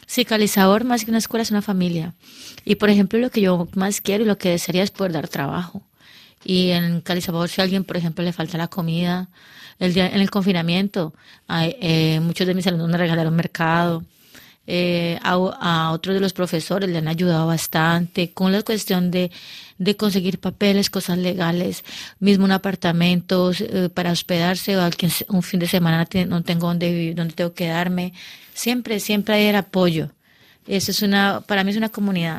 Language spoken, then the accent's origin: Spanish; Cali, Valle del Cauca, Colombia; moved away as an adult; now in Paris, France; yo me fui de Cali